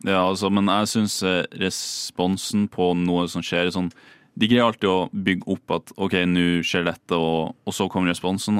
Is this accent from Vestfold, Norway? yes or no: no; Bodø, Nordland, Norway; moved away as an adult; also born or lived in Oslo; jeg kommer fra Bodø og skal flytte til storbyen Oslo